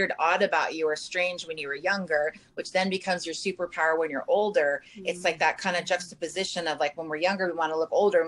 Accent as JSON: {"language": "English", "town": "Malibu", "region": "California", "country": "United States", "tie": "born or raised there", "said": "I grew up in Malibu"}